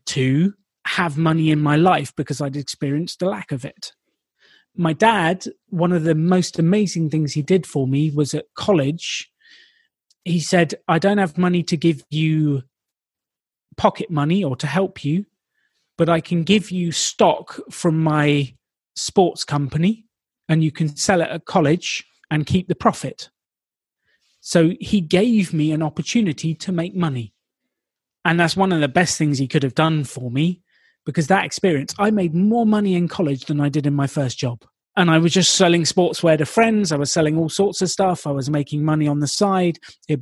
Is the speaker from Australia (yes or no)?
no; United Kingdom; I'm British